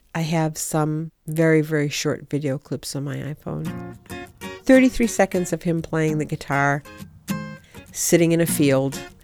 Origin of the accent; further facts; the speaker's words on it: Ipswich, Massachusetts, United States; I come from Ipswich, Massachusetts.